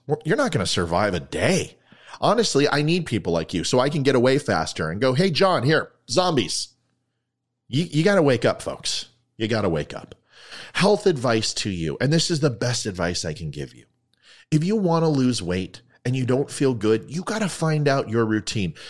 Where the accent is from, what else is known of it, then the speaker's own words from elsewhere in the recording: United States; I'm an American